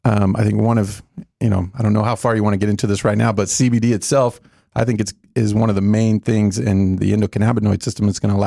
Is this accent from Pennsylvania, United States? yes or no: no; Plano, Texas, United States; I am in Dallas here with you guys. Thanks for having me. I grew up in Plano, just down the road.